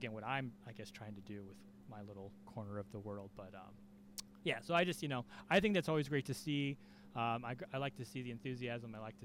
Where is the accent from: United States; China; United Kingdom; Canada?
United States; California; I'm from California